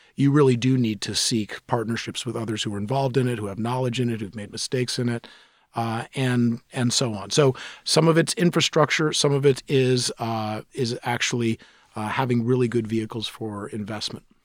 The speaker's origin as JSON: {"language": "English", "town": "New York City", "region": "New York", "country": "United States", "tie": "born or raised there", "moved": "yes", "lives_now": "Seattle, United States", "said": "I grew up in New York City at a time when New York was almost bankrupt"}